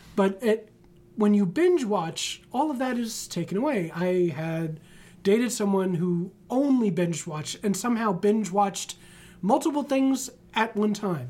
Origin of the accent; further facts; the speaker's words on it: New York City, New York, United States; I grew up in the Bronx